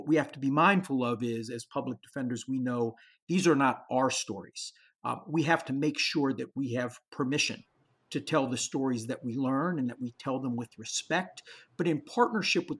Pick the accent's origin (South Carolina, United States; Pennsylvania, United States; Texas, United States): Pennsylvania, United States; Pittsburgh; it's my hometown.